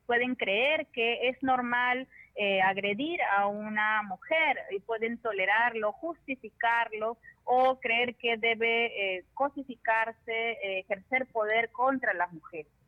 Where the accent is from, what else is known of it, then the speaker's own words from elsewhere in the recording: Peru; Todos como sociedad peruana